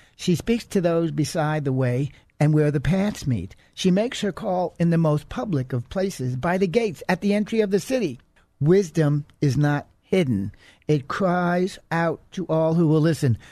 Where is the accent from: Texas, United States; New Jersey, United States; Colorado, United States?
Texas, United States; I'm an American. I'm a Texan